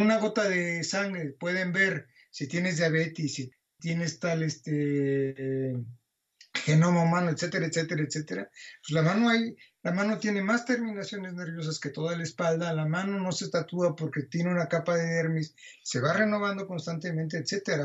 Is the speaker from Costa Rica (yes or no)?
no; Mexico; moved away as an adult; also born or lived in Barcelona; Cuando yo salí de México en el año 82